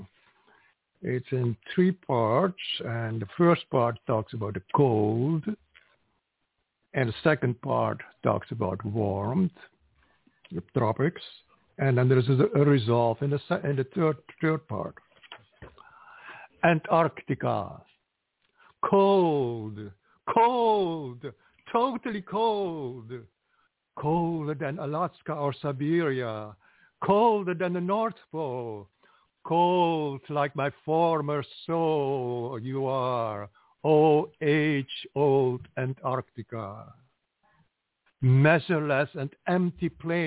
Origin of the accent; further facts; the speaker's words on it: Curaçao; English is a second language; moved away; also born or lived in Trinidad; I was born in Curacao, which is nearby